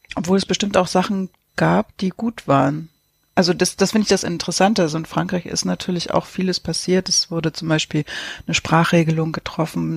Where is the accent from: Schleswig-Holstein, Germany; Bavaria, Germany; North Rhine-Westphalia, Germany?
Schleswig-Holstein, Germany; Lübeck; moved away; als ich in Travemünde noch gelebt habe als Kind